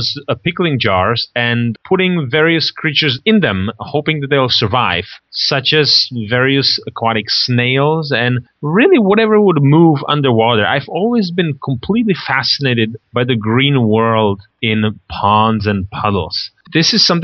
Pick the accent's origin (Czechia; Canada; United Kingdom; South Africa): Czechia; moved away; Originally, the Czech Republic. It's a tiny little country in Eastern Europe, somewhere between Germany and Russia